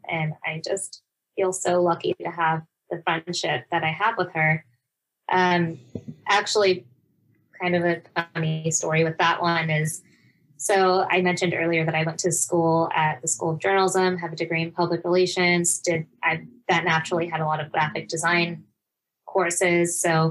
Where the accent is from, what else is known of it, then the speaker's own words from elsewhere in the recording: Kenya; And I was like, I'm Kenyan and that sounds perfect.